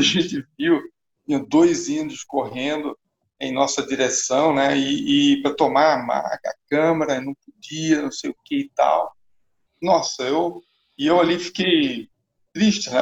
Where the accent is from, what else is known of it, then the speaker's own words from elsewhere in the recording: Maceió, Alagoas, Brazil; eu nasci aqui em Maceió, né, nesse lugar privilegiado aqui do Nordeste brasileiro